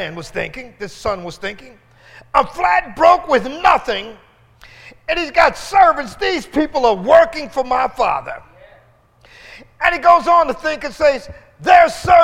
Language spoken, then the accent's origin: English; Philadelphia, Pennsylvania, United States; brought me into West Philadelphia and pulled up in front of the house